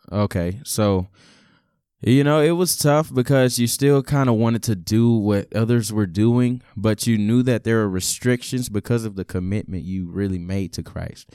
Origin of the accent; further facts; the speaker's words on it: Beaumont, Texas, United States; also born or lived in Lawrence, Kansas; I was born and raised in Lawrence, Kansas, uh, till about six or seven years old, and then we made a, a drastic move to Beaumont, Texas